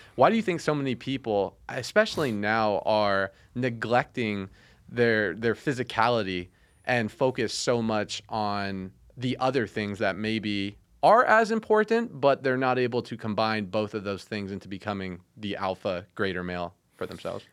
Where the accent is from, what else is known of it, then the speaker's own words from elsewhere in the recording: Las Vegas, Nevada, United States; living in Vegas, growing up in Vegas